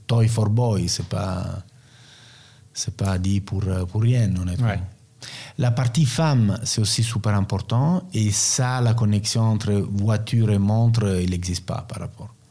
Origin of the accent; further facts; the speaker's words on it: Rome, Lazio, Italy; French is a second language; also born or lived in Naples / Turin / Milan; moi je suis né à Naples, je suis grandi à Rome, j'ai passé partie de ma vie entre Turin et Milan.